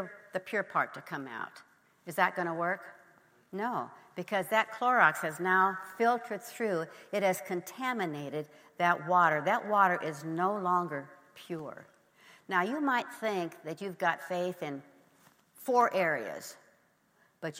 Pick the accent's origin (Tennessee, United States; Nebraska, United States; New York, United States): Nebraska, United States; I grew up in Nebraska